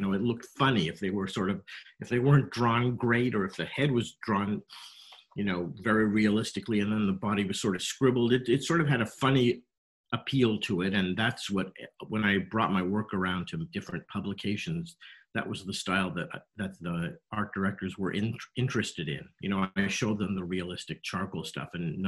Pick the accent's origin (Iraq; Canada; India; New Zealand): Canada; Montreal, Quebec; moved away as an adult; now in United States; I grew up in Montreal